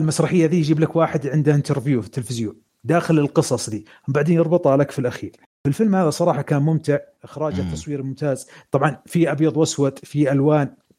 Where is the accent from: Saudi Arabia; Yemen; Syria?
Saudi Arabia; عندنا في السعوديه